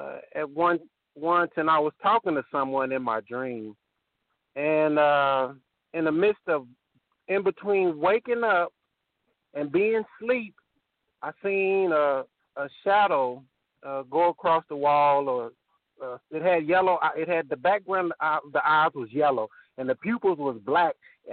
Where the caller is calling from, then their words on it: Temple, Texas, United States; I live in Temple, in Killeen.